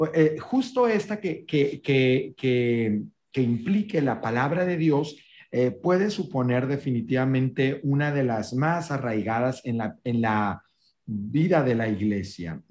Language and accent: Spanish; northern Mexico, Mexico; soy un norteño también de hueso colorado, con todo lo que esto implica, ranchero